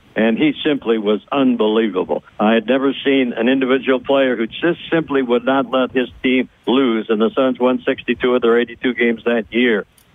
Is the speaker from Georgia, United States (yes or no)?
no; Iowa, United States; moved away as an adult; also born or lived in Chicago / Buffalo, New York; now in Phoenix, United States; As you mentioned, I'm from the Midwest. I grew up on a farm in Iowa.